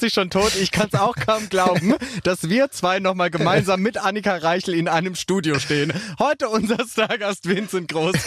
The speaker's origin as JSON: {"language": "German", "country": "Switzerland", "said": "ich komme aus der Schweiz"}